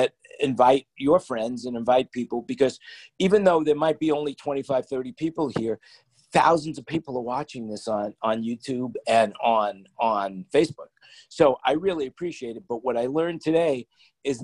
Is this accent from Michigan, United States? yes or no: no; New York, United States; I grew up in New York